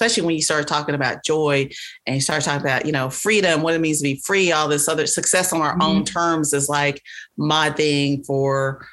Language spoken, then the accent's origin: English; the South, United States; I'm from the South